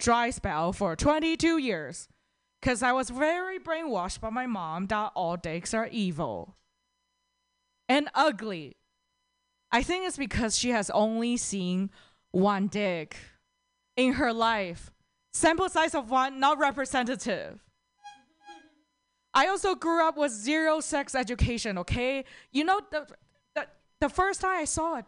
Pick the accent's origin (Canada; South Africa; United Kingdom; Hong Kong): Canada; Toronto, Ontario; from Toronto